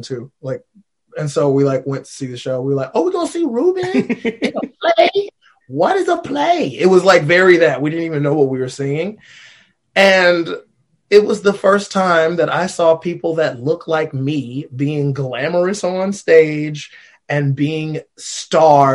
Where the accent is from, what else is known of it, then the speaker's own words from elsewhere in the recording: Alabama, United States; I'm from Alabama.